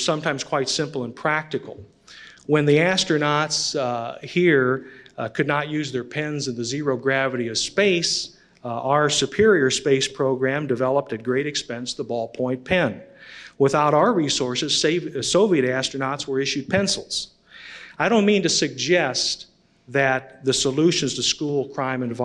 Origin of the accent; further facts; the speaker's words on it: Illinois, United States; my home state of Illinois